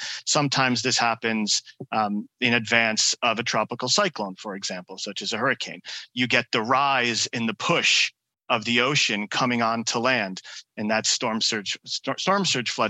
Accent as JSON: {"language": "English", "region": "New York area", "country": "United States", "tie": "born or raised there", "said": "growing up in the New York area"}